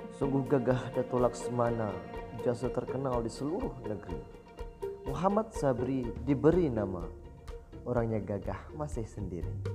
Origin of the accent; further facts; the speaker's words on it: Bintan Regency, Riau Islands, Indonesia; saya dari Kabupaten Bintan, Provinsi Kepulauan Riau